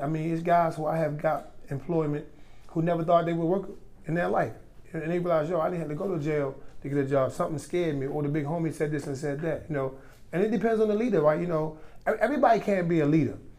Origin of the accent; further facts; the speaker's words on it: Baltimore, Maryland, United States; born and raised in White Lock, better known as Reservoir Hill